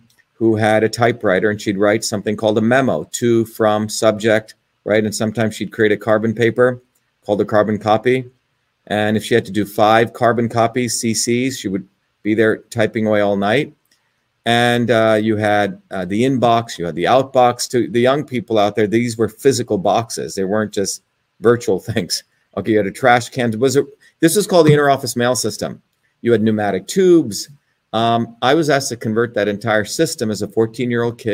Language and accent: English; New Jersey, United States; also born or lived in India; now in Cambridge, Massachusetts, United States; I grew up in New Jersey when I was 7 years old. I came here from India.